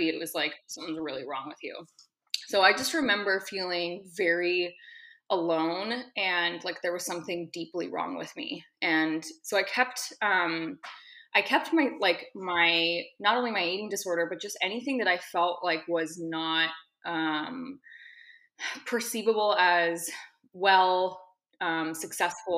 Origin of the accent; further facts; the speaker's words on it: Seattle, Washington, United States; moved away; I'm currently in Seattle, Washington, which is my hometown.